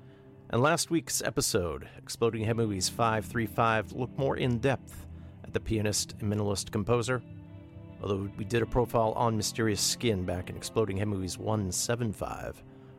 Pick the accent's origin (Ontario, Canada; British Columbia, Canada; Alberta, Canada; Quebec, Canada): Ontario, Canada; Thunder Bay; my hometown of Thunder Bay.